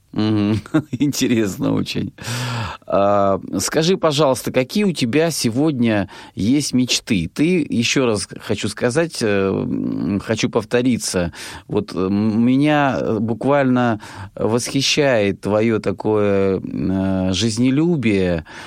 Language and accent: Russian; Rostov Oblast, Russia; я сам из Ростовской области